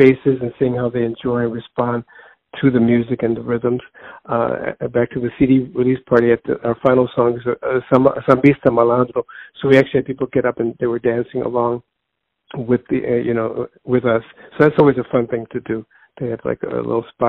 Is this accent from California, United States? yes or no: no; Chicago, Illinois, United States; Born and raised in Chicago